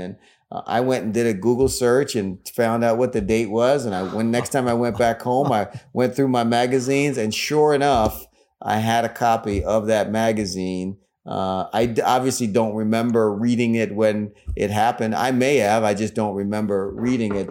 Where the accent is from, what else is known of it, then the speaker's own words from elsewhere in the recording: Delaware, United States; moved away as an adult; now in Washington, D.C., United States; I grew up in Delaware. Uh, I went to, to school K through twelve, uh, in Delaware